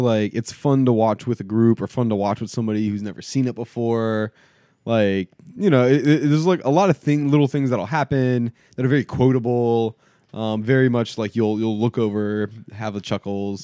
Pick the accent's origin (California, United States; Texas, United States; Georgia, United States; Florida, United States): Florida, United States; South; growing up in South Florida